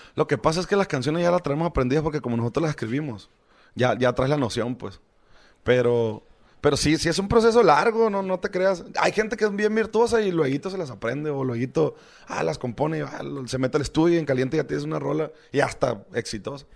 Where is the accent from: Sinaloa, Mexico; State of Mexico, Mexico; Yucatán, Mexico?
Sinaloa, Mexico; Choix; yo soy de Choice